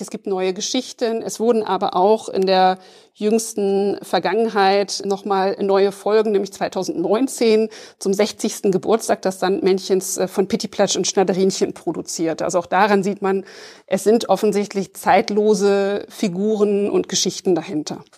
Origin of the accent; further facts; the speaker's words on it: West Germany, Germany; ich bin auch in der Bundesrepublik im Westen aufgewachsen, aber mit dem Ostsandmännchen